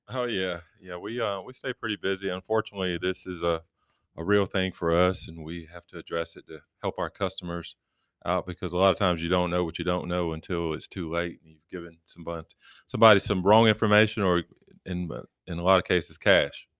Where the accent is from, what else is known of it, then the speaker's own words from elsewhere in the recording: Rocky Mount, North Carolina, United States; moved away as an adult; I'm from Rocky Mount, Charlotte area